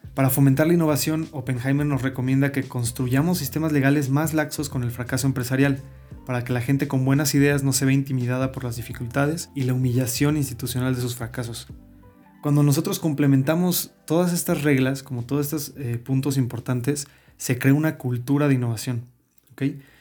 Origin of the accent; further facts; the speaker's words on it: Mexico; un hijo de chilenos que tuvo una educación mexicana normal